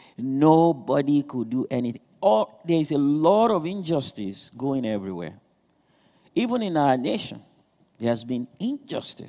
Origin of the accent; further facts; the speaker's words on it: Nigeria; moved away; I'm not trying to run away from being Nigerian. I'm not trying to change my accents